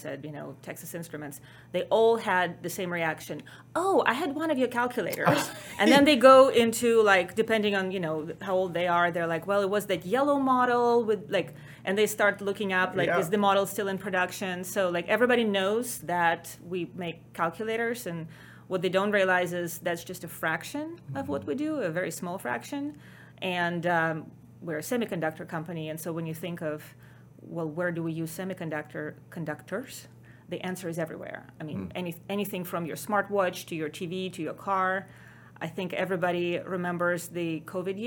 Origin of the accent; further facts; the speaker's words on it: Ukraine; English is a second language; now in United States; as everybody can probably tell from my accent, not a native Texan or American. I was born in Ukraine